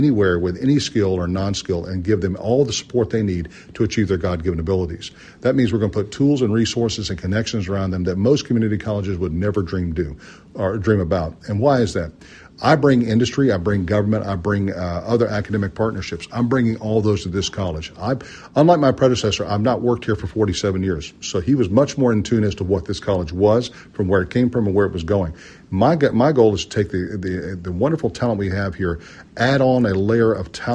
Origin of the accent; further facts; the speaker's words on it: Charlotte, North Carolina, United States; moved away; I'm from Charlotte, North Carolina